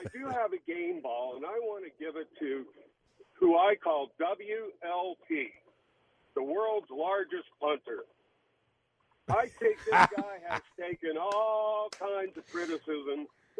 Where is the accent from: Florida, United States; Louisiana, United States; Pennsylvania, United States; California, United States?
Pennsylvania, United States; Uniontown; I'm actually from Western Pennsylvania. I'm from Uniontown.